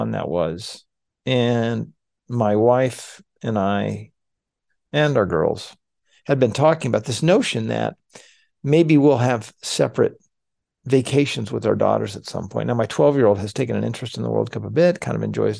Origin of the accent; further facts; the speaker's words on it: United States; as an American